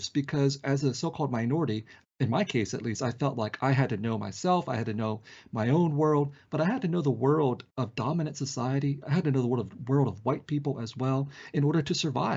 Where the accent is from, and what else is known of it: San Jose, California, United States; born or raised there; also born or lived in Vietnam